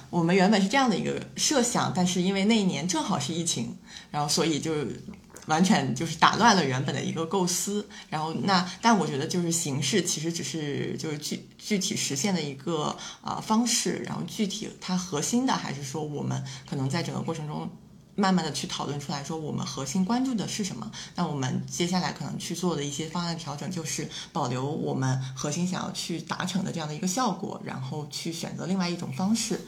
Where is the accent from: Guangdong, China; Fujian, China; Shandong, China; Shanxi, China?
Shandong, China; also born or lived in Shanghai; 我本身是嗯。山东的嘛